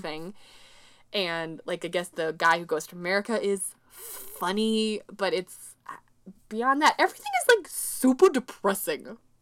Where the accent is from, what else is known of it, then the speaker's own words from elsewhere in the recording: Midwest, United States; an American woman from the Midwest